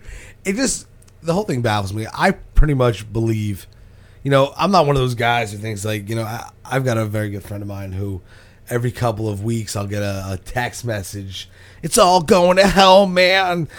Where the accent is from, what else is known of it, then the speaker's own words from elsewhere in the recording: Keyport, New Jersey, United States; I'm from Keyport.